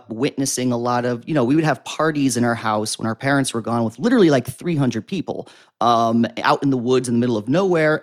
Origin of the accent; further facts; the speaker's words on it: Wantage, New Jersey, United States; moved away as an adult; now in Jersey City, United States; From Sussex County, New Jersey. Now I live in Jersey City. So I was from like Wantage, the kind of picturesque Appalachian Mountain area, the northwest tip of New Jersey.